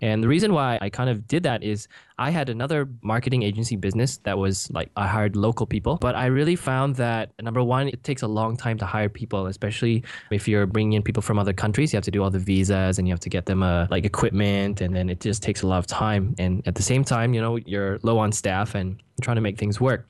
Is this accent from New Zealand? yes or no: no; Canada; moved away as an adult; now in Singapore; I'm originally from Canada. I grew up there